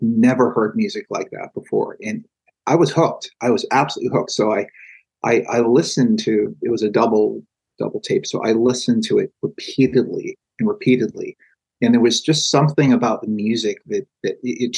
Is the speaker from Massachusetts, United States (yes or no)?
yes; Salem, Massachusetts, United States; also born or lived in Boston, Massachusetts; I was born in Salem and went to university in Boston, went to Northeastern University, and I lived in Boston for years and years